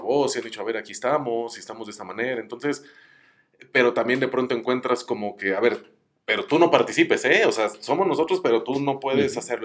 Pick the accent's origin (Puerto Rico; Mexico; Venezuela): Mexico